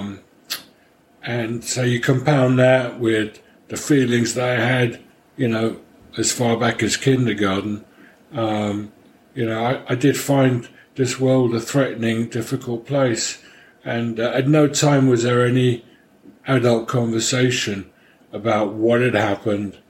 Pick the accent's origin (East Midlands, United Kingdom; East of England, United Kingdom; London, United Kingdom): London, United Kingdom; moved away; I grew up in London, although my mother was from Paris, and my father was a Hungarian refugee.